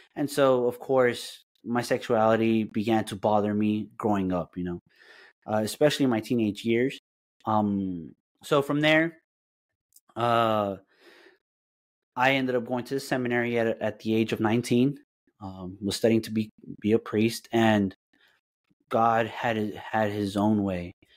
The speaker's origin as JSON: {"language": "English", "town": "Dallas", "region": "Texas", "country": "United States", "tie": "born or raised there", "also_born_or_lived": "Aguascalientes, Mexico / California", "said": "I consider Dallas my home, a hundred percent"}